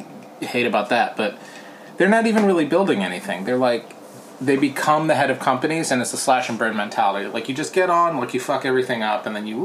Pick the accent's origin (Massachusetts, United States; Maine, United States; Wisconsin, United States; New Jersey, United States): New Jersey, United States; also born or lived in Portland, Oregon / New York City; now in Los Angeles, United States; I mean, I grew up in New Jersey